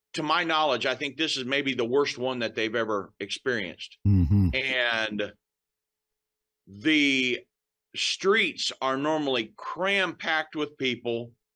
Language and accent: English; United States; I was born and raised in the United States